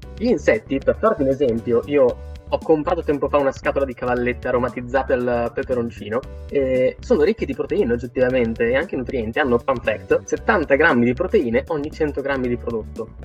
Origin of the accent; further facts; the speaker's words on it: Italy; noi in Italia ci cibiamo e anche molto spesso